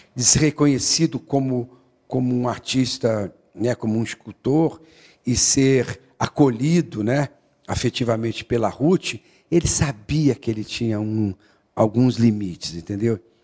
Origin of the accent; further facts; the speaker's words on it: Guaxupé, Minas Gerais, Brazil; moved away; also born or lived in São Paulo; Eu nasci em São Paulo e com menos de um ano meu pai, eh, meu avô morreu e meu pai então foi tomar conta da fazenda em, em Guaxupé. Então assim a noção de vida e a primeira vez que eu entendi o que que era estar no planeta Terra foi em Guaxupé